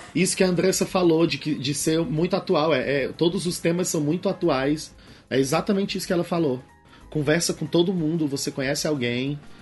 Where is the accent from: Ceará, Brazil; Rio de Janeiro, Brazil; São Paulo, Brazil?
Ceará, Brazil; Fortaleza; também eu venho de Fortaleza. Em Fortaleza, Ceará